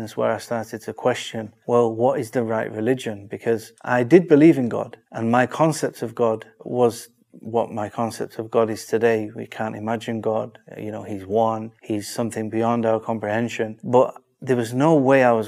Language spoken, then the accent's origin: English; Manchester, North West England, United Kingdom; I'm from Manchester, the famous city.